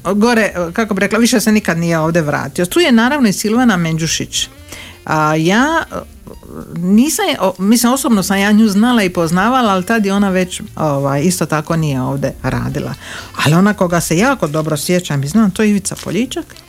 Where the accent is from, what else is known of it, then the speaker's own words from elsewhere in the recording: Drniš, Šibenik-Knin County, Croatia; ja pošto dolazim iz Drniša